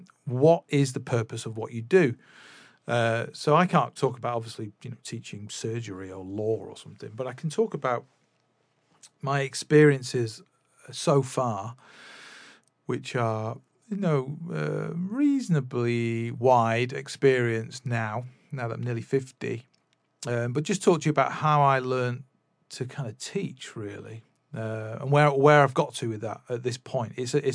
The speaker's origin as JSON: {"language": "English", "town": "Manchester", "region": "North West England", "country": "United Kingdom", "tie": "born or raised there", "said": "the other side of Manchester from where we ended up growing up in Swinton, which was where I was born, but I didn't grow up there."}